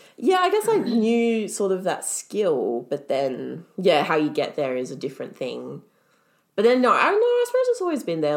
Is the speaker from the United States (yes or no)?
no; Melbourne, Victoria, Australia; born in Melbourne. I've lived in Melbourne my whole life